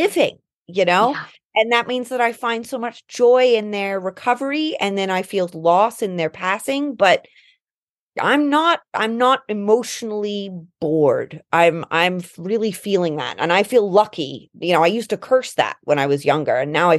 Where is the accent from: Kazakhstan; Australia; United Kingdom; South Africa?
United Kingdom; London; also born or lived in Colorado / East Coast, United States; now in United States; growing up in England